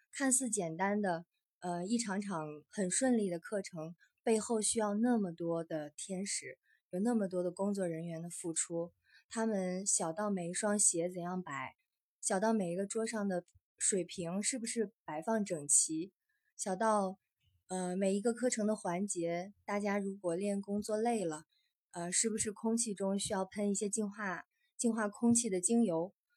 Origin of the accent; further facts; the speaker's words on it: northern China, China; 因为我也算是土生土长的北方人 从小是在北方长大